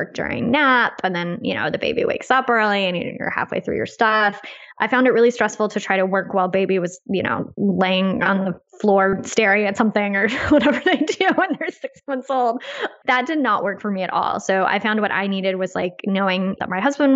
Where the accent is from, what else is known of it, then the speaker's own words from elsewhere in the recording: United States; as an American